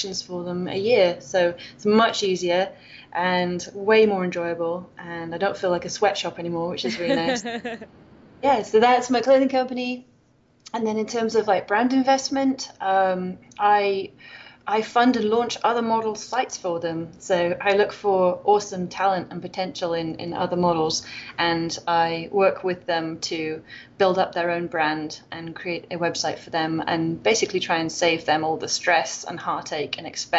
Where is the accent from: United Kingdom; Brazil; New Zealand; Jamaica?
United Kingdom; Wales; accent: British; moved away as an adult; now in Loma Linda, United States; I'm from Wales